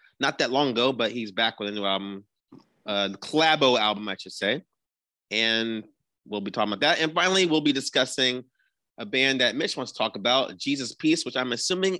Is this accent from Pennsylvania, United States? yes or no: no; New Jersey, United States; we are from New Jersey